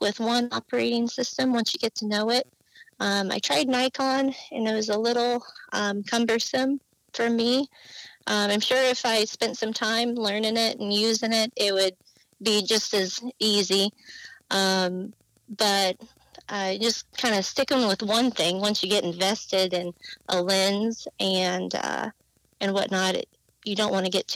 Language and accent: English; Illinois, United States; moved away as an adult; also born or lived in Southern California; now in California, United States; I am originally from Illinois. Grew up in the boonies on a cow farm